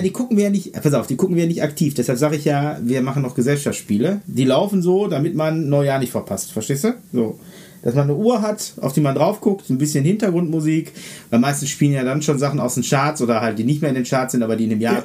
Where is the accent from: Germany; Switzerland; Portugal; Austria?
Germany; North Rhine-Westphalia; bei uns in NRW hier